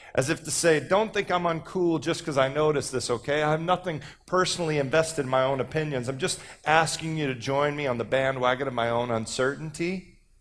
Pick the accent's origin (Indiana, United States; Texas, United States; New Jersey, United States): Texas, United States; I'm from Texas